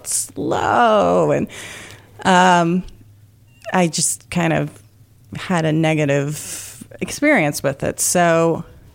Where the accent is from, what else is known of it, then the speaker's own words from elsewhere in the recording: Shoreham, New York, United States; now in Guilderland, United States; I grew up on Long Island, so Shoreham